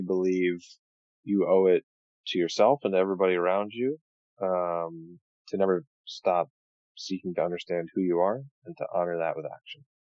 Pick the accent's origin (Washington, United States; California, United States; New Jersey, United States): New Jersey, United States; I'm from New Jersey